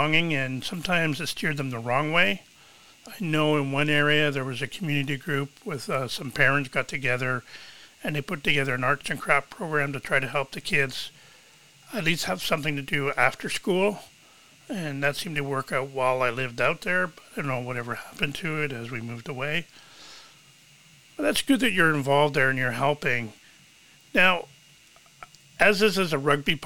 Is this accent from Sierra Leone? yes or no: no; Toronto, Ontario, Canada; I grew up in Scarborough